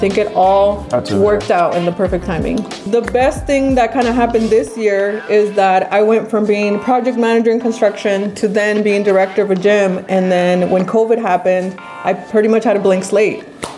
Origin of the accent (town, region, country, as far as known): Sacramento, California, United States